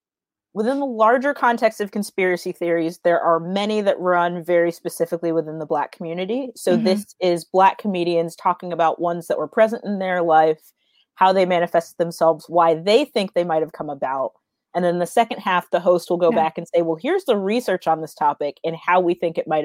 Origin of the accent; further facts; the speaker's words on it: Florida, United States; I grew up in Florida, so we were at the beach all the time.